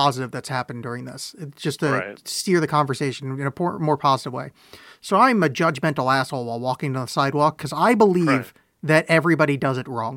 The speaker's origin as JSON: {"language": "English", "region": "East Coast", "country": "United States", "tie": "born or raised there", "moved": "yes", "said": "I grew up on the East Coast"}